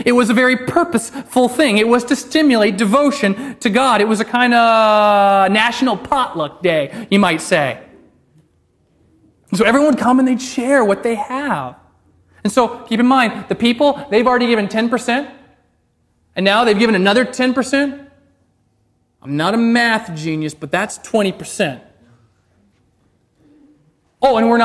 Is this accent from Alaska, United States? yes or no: yes; Alaska, United States; my home state of Alaska